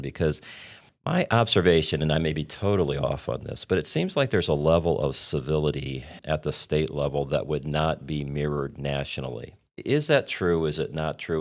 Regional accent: Indiana, United States; I grew up in Indiana

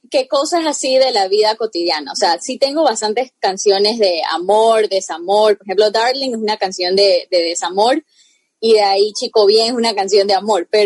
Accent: Guayaquil, Guayas, Ecuador; also born or lived in United States; viví, o sea, mi infancia aparte en Estados Unidos, también viví en Ecuador, eh, yo soy originalmente de Ecuador, entonces así con ese, ese yendo y viniendo, pues manejo los dos idiomas

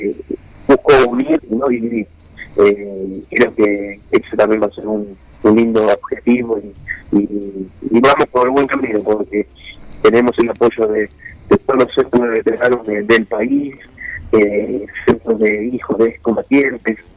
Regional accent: Argentina; todos nos ponemos la camiseta de la selección argentina y somos todos de hinchas

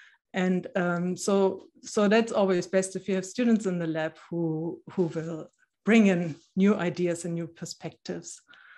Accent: Germany; born there; English is a second language; I said in the beginning that I was born in East Germany. So I didn't know any other place.

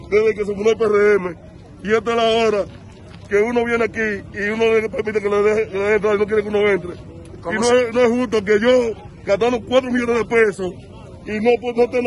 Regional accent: Santiago Rodríguez, Dominican Republic; Yo soy de la provincia de Don Rodríguez

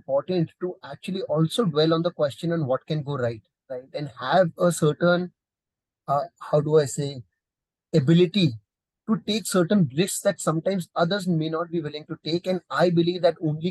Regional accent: India; as an Indian

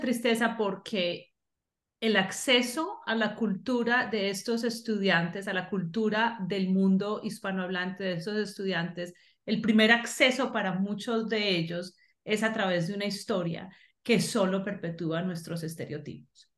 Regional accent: Colombia; moved away; por ser latinoamericana, por ser colombiana, por ser inmigrante

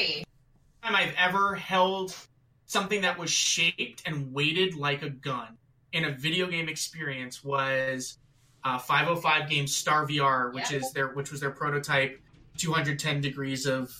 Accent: New Jersey, United States; moved away as an adult; also born or lived in Richmond, Virginia / Cincinnati, Ohio; I'm American, right? But I grew up in Jersey. The furthest south I ever lived was Virginia. I lived in Richmond. And then I was out in Ohio, in Cincinnati.

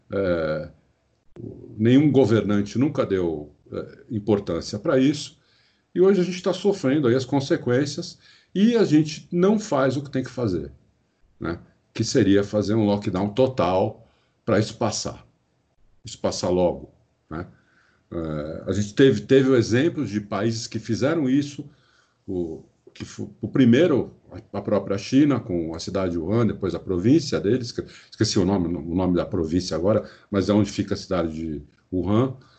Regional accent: Brazil; sou brasileiro, nasci aqui, morei aqui minha vida inteira, fora fora pouco tempo que eu morei fora

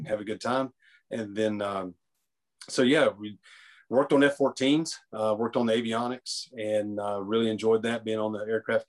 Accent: Grandfather Mountain, North Carolina, United States; Born and raised on Grandfather Mountain

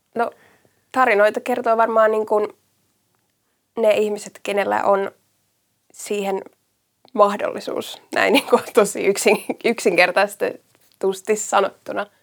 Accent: Järvenpää, Uusimaa, Finland; mä oon niitä Järvenpäästä kotoisin

